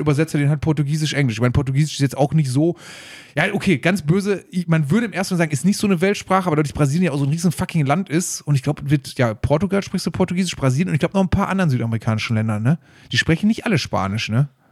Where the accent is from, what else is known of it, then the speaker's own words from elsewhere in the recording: Germany; wir sind aus Deutschland